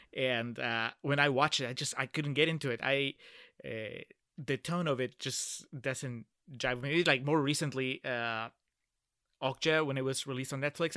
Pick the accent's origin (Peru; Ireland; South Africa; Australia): Peru; Lima; now in Texas, United States; I'm originally from Peru and, uh, I grew up in the capital